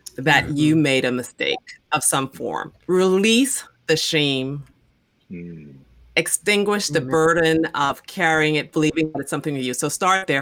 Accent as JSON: {"language": "English", "country": "Bahamas", "said": "I'm from the Bahamas"}